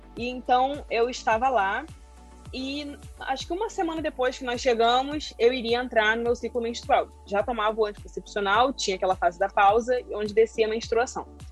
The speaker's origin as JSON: {"language": "Portuguese", "region": "Rio de Janeiro", "country": "Brazil", "said": "sou carioca, moro no Rio de Janeiro."}